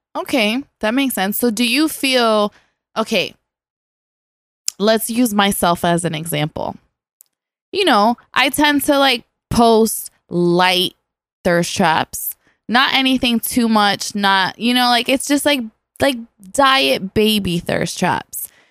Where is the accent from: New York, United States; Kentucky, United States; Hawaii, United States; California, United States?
New York, United States; New York City; I'm an island girl that was raising the boogie down